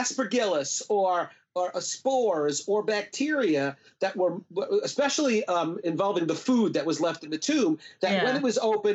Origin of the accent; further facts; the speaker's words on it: New York, United States; I was a kid growing up in New York